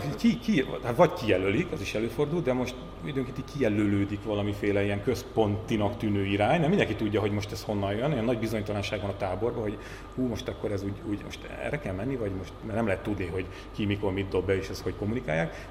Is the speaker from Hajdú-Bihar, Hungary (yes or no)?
no; Borsod-Abaúj-Zemplén, Hungary; a leggazdagabb környékeken, ahonnan én is származom, Borsodabói, Zemplén megye, Nógrád, Kis Baranya